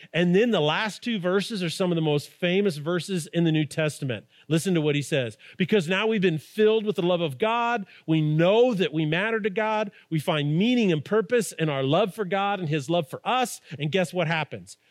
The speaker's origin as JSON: {"language": "English", "town": "Albuquerque", "region": "New Mexico", "country": "United States", "tie": "born or raised there", "said": "we grew up in Albuquerque"}